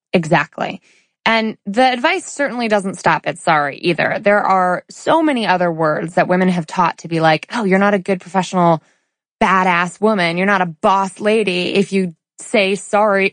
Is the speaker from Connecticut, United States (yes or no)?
yes; suburban Connecticut, United States; we go to Chili's in suburban Connecticut where we're from, right? Where I was born and raised